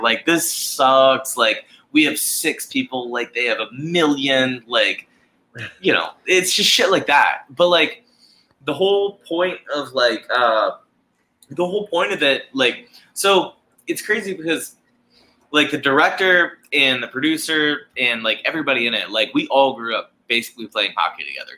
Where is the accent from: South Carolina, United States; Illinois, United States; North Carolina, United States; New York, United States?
South Carolina, United States; Charleston; born and raised in Charleston, South Carolina, grew up playing hockey here in Charleston, South Carolina